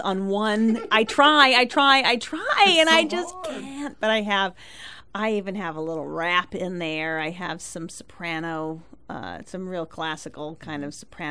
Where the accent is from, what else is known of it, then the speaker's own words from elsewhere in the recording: Santa Barbara, California, United States; I'm from California, Santa Barbara, California